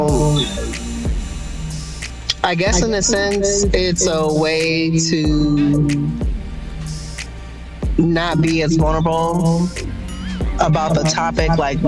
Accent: Toledo, Ohio, United States; born and raised in Toledo

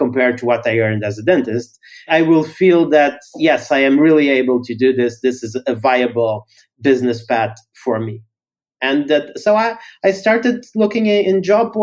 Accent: Portugal; I'm from Portugal. So initially I started writing in Portuguese

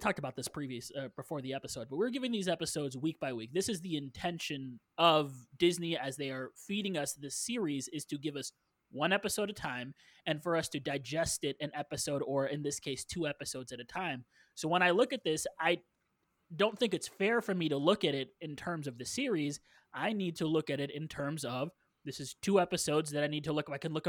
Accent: Canada; Well, I'm Canadian.

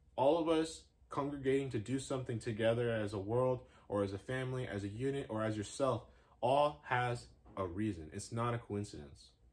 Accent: West Coast, United States; I'm from the West Coast

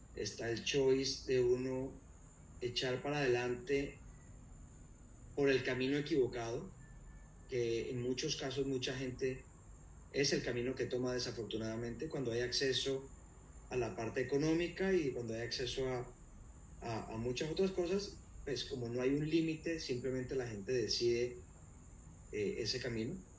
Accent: Cali, Valle del Cauca, Colombia; yo soy originalmente de, Cali, eh, nací en Cali, crecí en Cali

